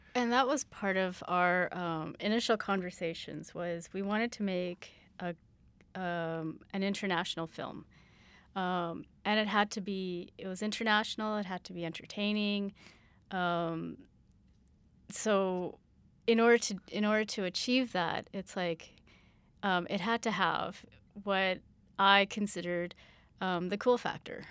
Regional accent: Canada

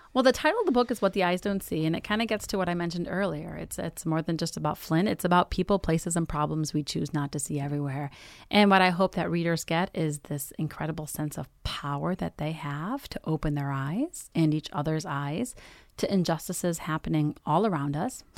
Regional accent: United States; also born or lived in Iraq; I came to this country when I was four. I'm Iraqi American.

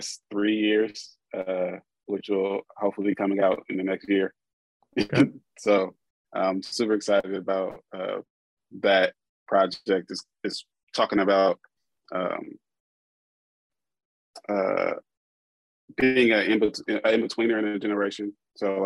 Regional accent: Columbus, Ohio, United States; I'm from here. I'm from Columbus

